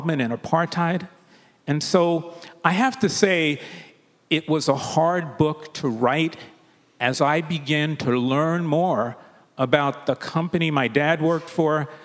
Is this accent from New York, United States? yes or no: yes; New York City, New York, United States; We grew up in the Williamsbridge area of the Bronx